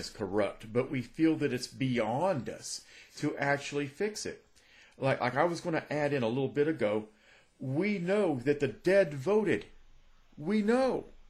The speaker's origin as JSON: {"language": "English", "country": "United States", "said": "As an American voter"}